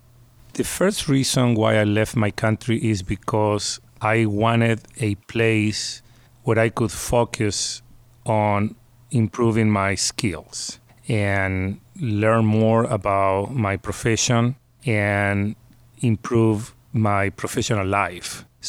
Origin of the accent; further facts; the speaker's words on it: San Miguel de Tucumán, Tucumán, Argentina; moved away as an adult; now in Pittsburgh, United States; Where I am from is the north of Argentina. It's a small city called Tucumán, and it is hot. We don't have freezing temperatures in the winter even. Obviously, we don't have snow